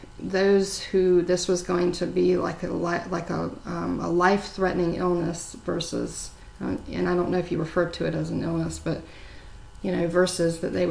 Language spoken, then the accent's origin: English; Myrtle Beach, South Carolina, United States; you know, I grew up in Myrtle Beach.